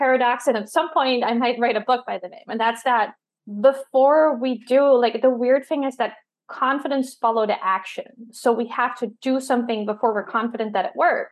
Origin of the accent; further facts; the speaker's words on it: Netherlands; I'm from the Netherlands